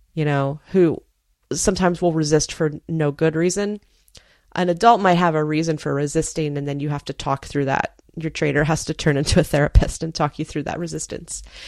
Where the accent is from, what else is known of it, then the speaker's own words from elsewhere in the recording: Space Coast, Florida, United States; also born or lived in Maryland; the county where I grew up over on the Space Coast